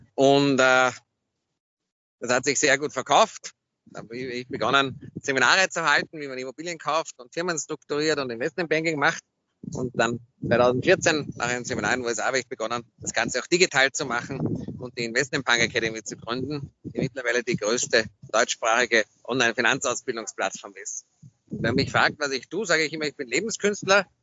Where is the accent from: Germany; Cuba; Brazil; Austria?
Austria; Vienna; Aus Wien